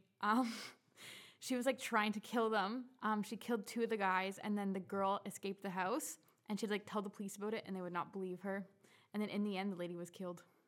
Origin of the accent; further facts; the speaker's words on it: Courtenay, British Columbia, Canada; moved away; I'm from Courtney on Vancouver Island